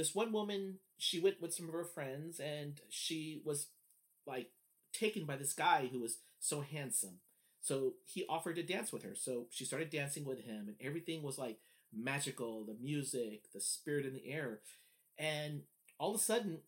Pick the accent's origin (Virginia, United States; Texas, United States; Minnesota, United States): Texas, United States; San Antonio; San Antonio, which is my hometown.